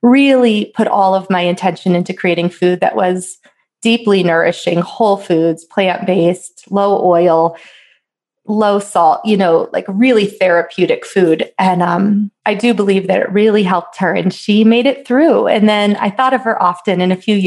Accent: East Coast, United States; now in Colorado, United States; I grew up on the East Coast

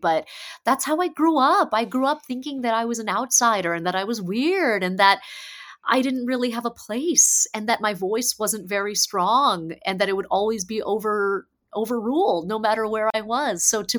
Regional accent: Ohio, United States; also born or lived in Michigan / Connecticut; So I was born in Michigan, grew up in Ohio and Connecticut, went to work in Massachusetts and Kansas and Missouri and North Carolina and Tampa Bay and all of these places.

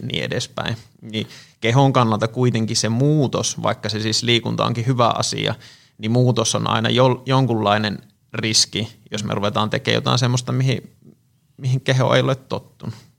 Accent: Tampere, Pirkanmaa, Finland; olen tamperelainen fysioterapeutti

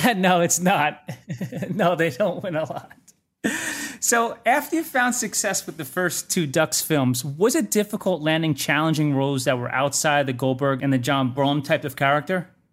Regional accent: Cedar Grove, New Jersey, United States; accent: Jersey; I'm from New Jersey as well. I'm from a town called Cedar Grove

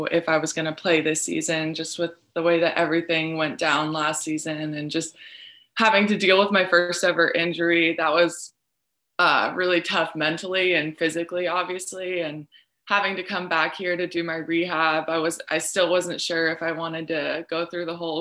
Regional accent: Arizona, United States; moved away as an adult; now in Lincoln, United States; family that I wasn't necessarily too close to growing up in Arizona

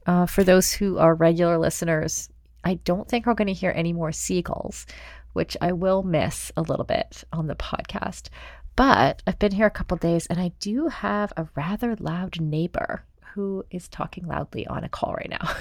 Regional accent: Canada; I'm Canadian

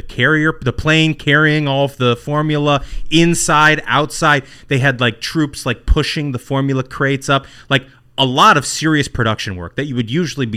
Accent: Indianapolis, Indiana, United States; My hometown.

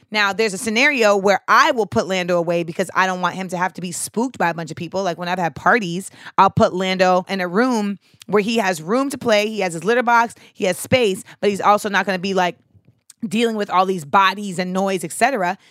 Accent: Grenada; where I grew up in Grenada

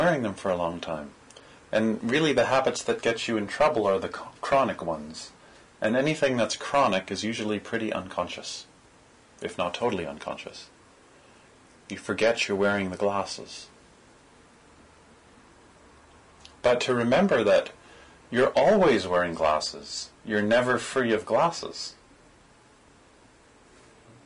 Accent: Toronto, Ontario, Canada; I'm from Parkdale

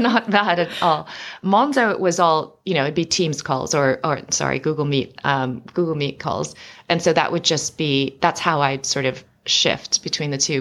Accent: United States; moved away as an adult; now in London, United Kingdom; I was born and raised in America

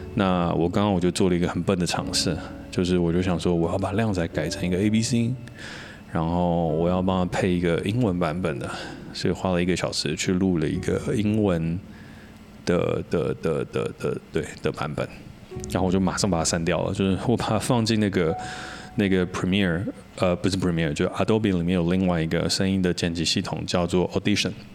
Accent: Taiwan; 我自己是土生土长的台湾人，我没有出去国外念过书

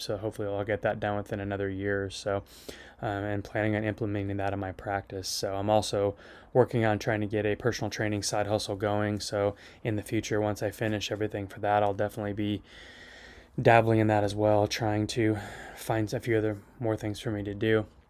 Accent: Phillipsburg, Kansas, United States; I was born and raised up in Phillipsburg, Kansas

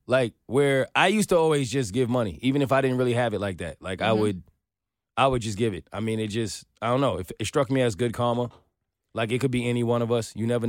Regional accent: New York, United States; growing up in New York

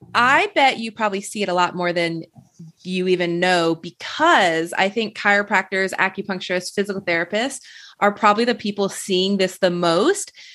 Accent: Michigan, United States; I grew up in Michigan

